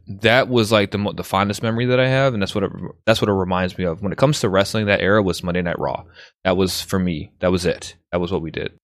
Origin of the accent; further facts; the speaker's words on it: Chicago, Illinois, United States; I grew up in Chicago